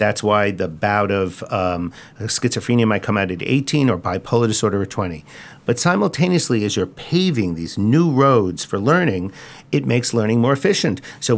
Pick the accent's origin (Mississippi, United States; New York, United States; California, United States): New York, United States; Long Island; And I grew up on Long Island, and I had comic books too.